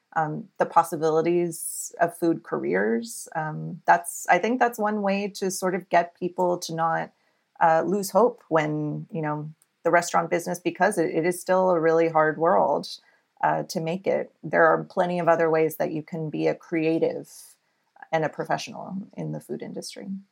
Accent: Alice, Texas, United States; moved away as an adult; also born or lived in California; now in New York, United States; I grew up in South Texas in a little town called Alice and grew up there all my life

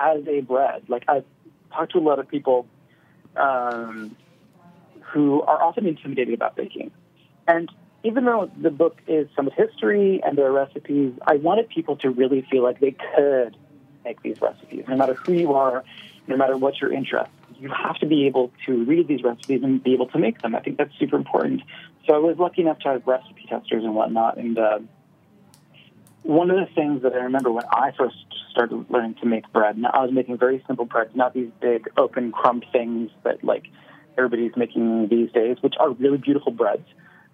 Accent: Nova Scotia, Canada; Where I grew up in Nova Scotia

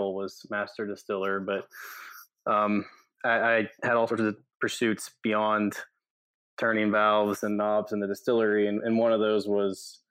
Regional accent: Kentucky, United States; moved away as an adult; also born or lived in Fort Worth, Texas; I grew up in Kentucky, and I'm a third-generation member of the whiskey industry.

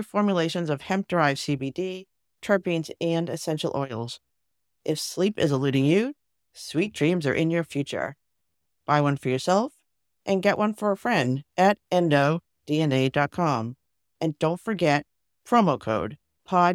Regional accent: Boston, Massachusetts, United States; I'm a Bostonian

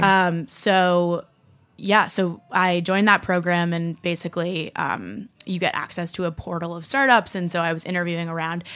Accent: Rye, New York, United States; I grew up in Rye, New York

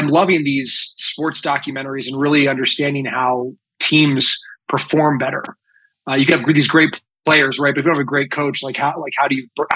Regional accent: Chicago Northwest suburbs, Illinois, United States; I was born and raised in Chicago. In second grade, moved to the Northwest suburbs. And that's really where I grew up

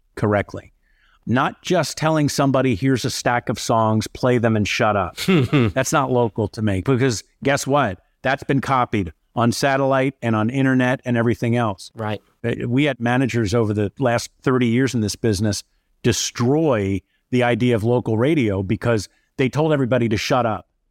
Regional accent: Bucks County, outside Philadelphia, Pennsylvania, United States; moved away as an adult; also born or lived in Syracuse, New York; now in Minneapolis, United States; Grew up outside of Philadelphia in a Bucks County, Pennsylvania

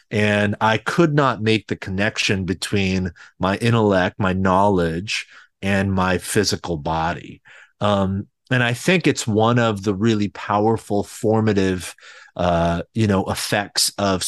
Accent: California, United States; I think I grew up in a single parent home, just my mother and I.

